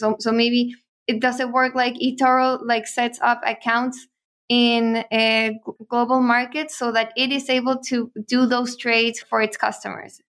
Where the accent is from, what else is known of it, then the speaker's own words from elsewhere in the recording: Chile; we're from Chile, we were there in Chile